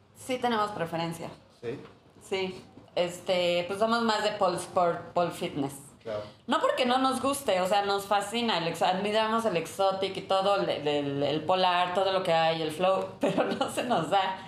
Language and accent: Spanish; Chiapas, Mexico; yo soy de Chiapas, chiapaneco